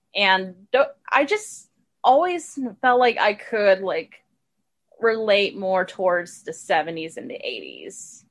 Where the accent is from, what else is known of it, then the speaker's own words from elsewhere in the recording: Richmond, Texas, United States; also born or lived in Houston, Texas; I moved to a little suburban area called Richmond, Texas when I was 6 and I've been living there ever since